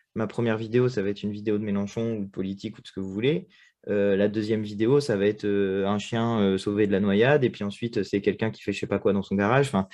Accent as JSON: {"language": "French", "town": "Châteauroux", "region": "Centre-Val de Loire", "country": "France", "tie": "born or raised there", "moved": "yes", "lives_now": "Paris, France", "said": "J'habite à Paris, je suis né à Châteauroux."}